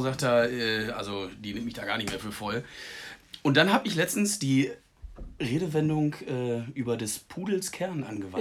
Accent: Münsterland, North Rhine-Westphalia, Germany; im Münsterland. Mhm. Und das ist, äh, wo ich herkomme

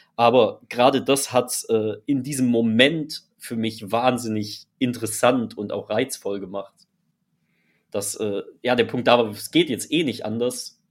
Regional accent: Freiburg, Baden-Württemberg, Germany; Wir kommen aus Freiburg, sind dort aufgewachsen, sprich, wir sind äh, quasi an der Grenze zu Frankreich aufgewachsen

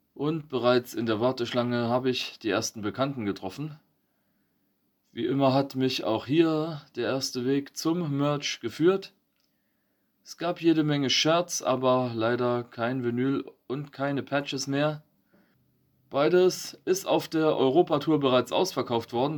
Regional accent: Eisenberg, Thuringia, Germany; bei uns in Eisenberg

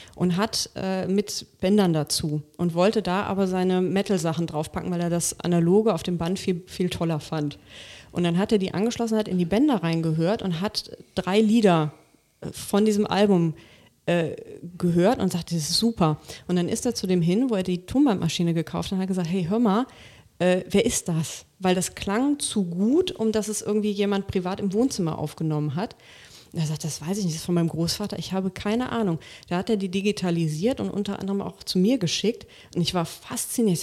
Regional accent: Rhineland, Germany; ich komme ja aus dem Rheinland

